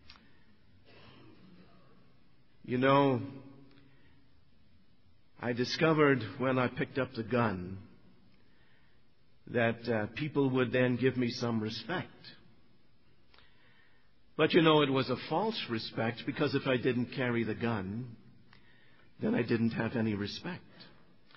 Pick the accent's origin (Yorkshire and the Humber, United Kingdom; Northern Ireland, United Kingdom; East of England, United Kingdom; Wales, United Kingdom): Northern Ireland, United Kingdom; I grew up in Northern Ireland.